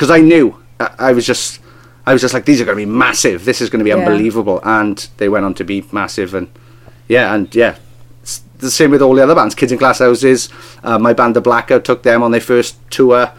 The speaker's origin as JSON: {"language": "English", "region": "Wales", "country": "United Kingdom", "tie": "born or raised there", "accent": "Welsh", "said": "where are you from? I'll say Wales"}